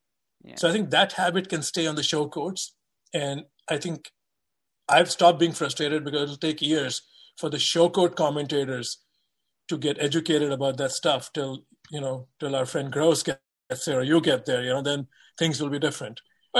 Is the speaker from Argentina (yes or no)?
no; India; moved away; grew up in a very different environment where, you know, there was more, we were reading Tennis Magazine, which was a novelty in India to get one.